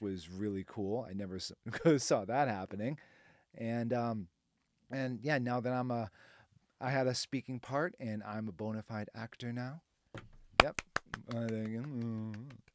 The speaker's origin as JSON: {"language": "English", "town": "Boston", "region": "Massachusetts", "country": "United States", "moved": "as an adult", "lives_now": "Nashville, United States", "said": "I'm from Boston"}